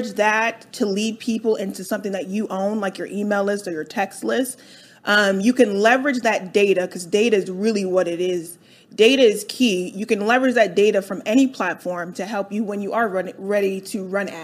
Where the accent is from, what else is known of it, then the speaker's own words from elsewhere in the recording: Delaware, United States; moved away as an adult; also born or lived in New York; now in Atlanta, United States; I grew up in Delaware